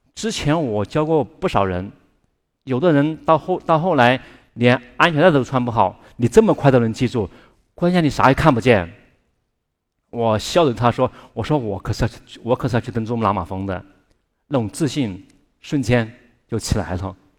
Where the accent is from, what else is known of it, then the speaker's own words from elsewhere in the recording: Chongqing, China; 我住在重庆，一个远近闻名的特殊家庭，因为爸爸和叔叔都是双目失明的盲人